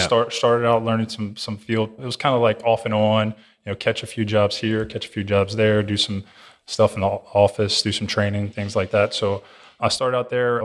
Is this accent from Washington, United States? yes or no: no; Louisiana, United States; growing up in Louisiana, it's pretty, pretty rural area